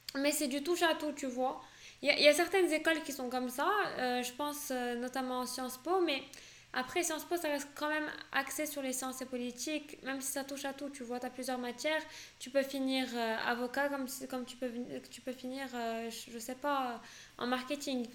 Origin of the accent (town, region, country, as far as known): Morocco; born or raised there; first language French